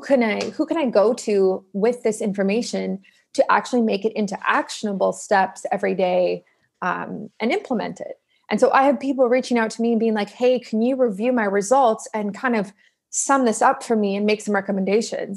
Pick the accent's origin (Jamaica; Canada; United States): Canada; Toronto, Ontario; moved away as an adult; also born or lived in South Africa; now in Vancouver, Canada; we immigrated to the east coast of Canada. So, well, like southeast, so Toronto